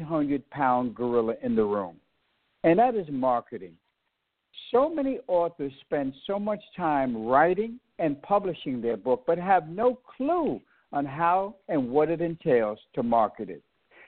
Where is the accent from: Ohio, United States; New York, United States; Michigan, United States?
New York, United States; New York City; moved away; I'm originally from New York. I am originally from New York City